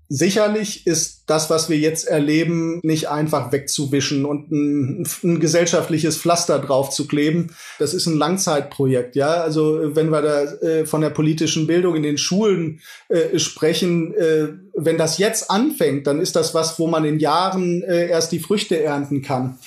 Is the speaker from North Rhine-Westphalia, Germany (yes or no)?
yes; Iserlohn, North Rhine-Westphalia, Germany; moved away as an adult; now in Leipzig, Germany; Ich habe meine alte Heimat, das ist Iserlohn nach wie vor